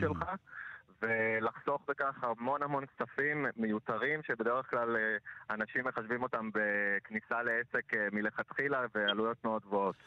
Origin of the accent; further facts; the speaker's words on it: Central District, Israel; moved away as an adult; now in Haifa, Israel; אני במקור מהמרכז